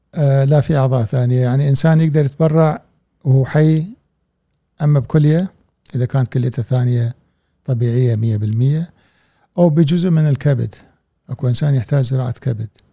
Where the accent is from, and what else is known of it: Kuwait